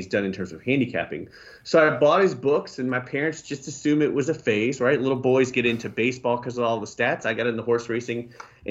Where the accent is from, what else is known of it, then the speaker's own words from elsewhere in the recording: Washington, District of Columbia, United States; moved away as an adult; now in Memphis, United States; I grew up in Washington, D.C.